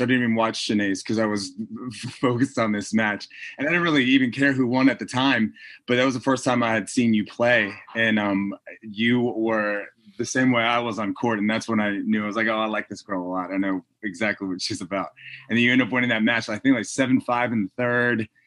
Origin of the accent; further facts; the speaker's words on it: Florida, United States; I grew up in Florida